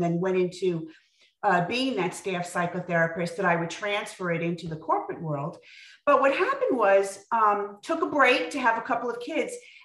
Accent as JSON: {"language": "English", "area": "Long Island", "region": "New York", "country": "United States", "tie": "born or raised there", "lives_now": "Westchester, United States", "said": "I grew up in Long Island"}